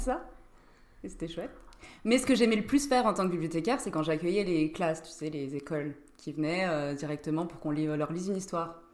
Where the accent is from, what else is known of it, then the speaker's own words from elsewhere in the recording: Nancy, Grand Est, France; on est tous de Nancy au départ. On était dans la même classe en terminale